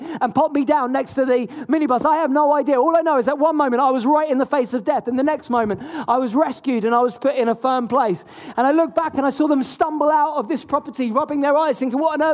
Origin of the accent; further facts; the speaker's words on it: England, United Kingdom; I'm not American, I'm English.